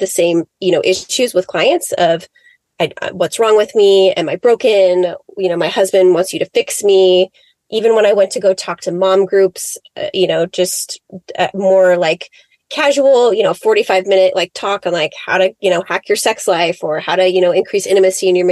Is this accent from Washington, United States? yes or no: yes; Seattle, Washington, United States; I grew up in Seattle, Washington, just about south of Seattle